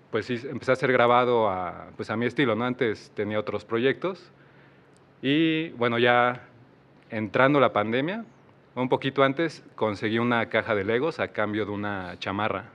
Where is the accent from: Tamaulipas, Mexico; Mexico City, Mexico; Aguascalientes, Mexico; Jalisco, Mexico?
Mexico City, Mexico; moved away as an adult; now in Querétaro, Mexico; Y soy de la Ciudad de México. Llevo tres años aquí en Querétaro.